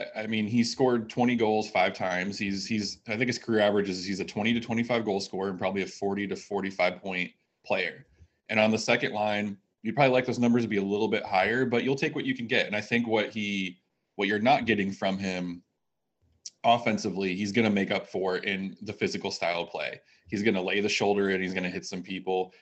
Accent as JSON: {"language": "English", "region": "New York", "country": "United States", "tie": "born or raised there", "moved": "yes", "lives_now": "Nashville, United States", "said": "I grew up in New York"}